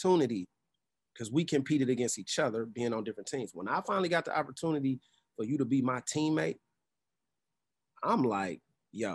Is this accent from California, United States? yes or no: yes; Oakland, California, United States; my hometown, Oakland